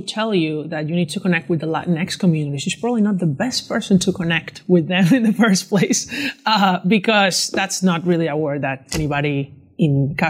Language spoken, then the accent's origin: English; Venezuela; I'm from Venezuela